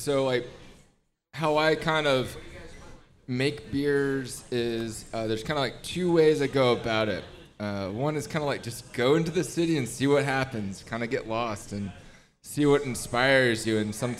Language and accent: English; Fort Worth, Texas, United States; I'm actually from Texas